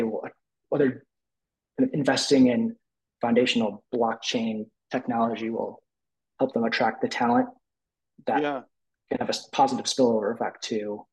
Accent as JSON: {"language": "English", "town": "Detroit", "region": "Michigan", "country": "United States", "tie": "born or raised there", "said": "I grew up in the Detroit area"}